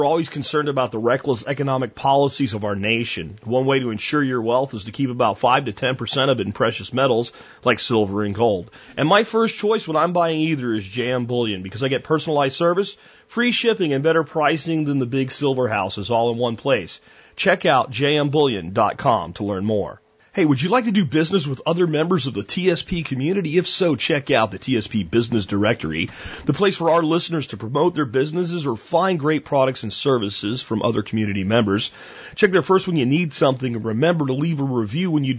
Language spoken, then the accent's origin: English; Jonestown, Pennsylvania, United States; when I was a kid growing up in Pennsylvania, the area we lived in was so rural